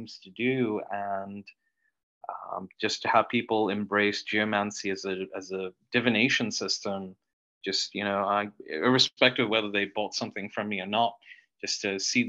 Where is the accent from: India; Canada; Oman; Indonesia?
Oman; moved away as an adult; also born or lived in New York, United States; now in Kansas City, United States; Originally, I grew up in the Middle East, and I immigrated to the United States. And probably when I was around 28, 29, I kind of upped and left Oman